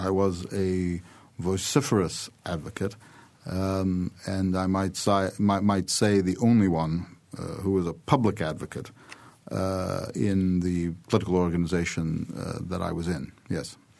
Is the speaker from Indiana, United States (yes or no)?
yes; Bloomington, Indiana, United States; also born or lived in Iraq; I was born in the United States, first of all, but then I came back when I was, uh, less than eight years old. I celebrated my eighth birthday in Bloomington